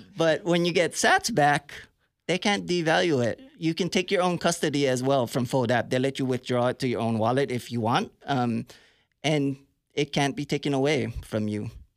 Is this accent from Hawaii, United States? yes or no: yes; Hawaii, United States; also born or lived in San Francisco Bay Area, California; now in Tulsa, United States; I grew up in Hawaii, but I lived in the Bay Area for a long time.